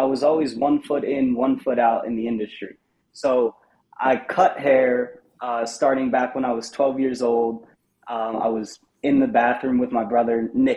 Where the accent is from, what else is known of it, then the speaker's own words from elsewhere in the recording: New Jersey, United States; I stayed in barbershops in North Jersey, where I'm from